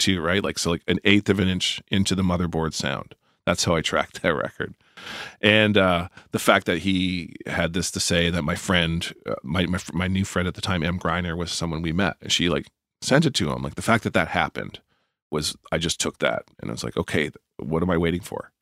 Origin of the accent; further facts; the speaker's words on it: Moncton, New Brunswick, Canada; knocked around Moncton, where I w, where I, my hometown